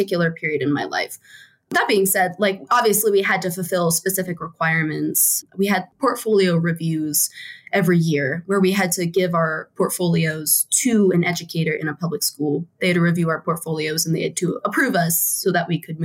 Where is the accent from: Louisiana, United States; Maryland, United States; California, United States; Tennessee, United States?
Maryland, United States; moved away as an adult; also born or lived in West Virginia / Pittsburgh, Pennsylvania / Annapolis, Maryland; now in Wyoming, United States; I spent most of my life in Maryland